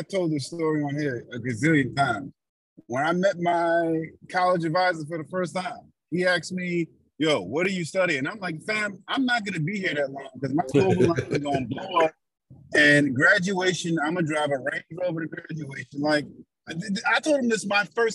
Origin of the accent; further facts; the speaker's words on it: New York City, New York, United States; as a New Yorker